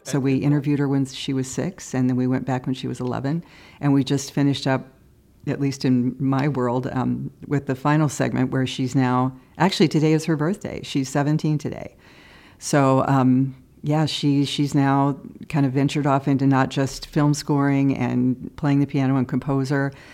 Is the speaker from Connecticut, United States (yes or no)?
no; Cedar Rapids, Iowa, United States; moved away as an adult; now in Chicago, United States; KCRG TV in my hometown of Cedar Rapids, Iowa